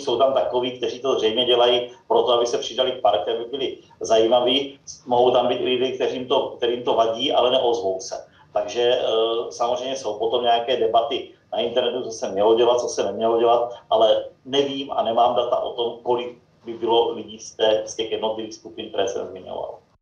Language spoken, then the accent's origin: Czech; Brno, South Moravian Region, Czechia; brněnského klubu, odkud pocházím